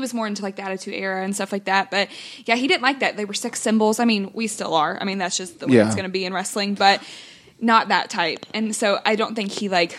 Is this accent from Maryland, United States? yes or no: no; Louisville, Kentucky, United States; I'm from Louisville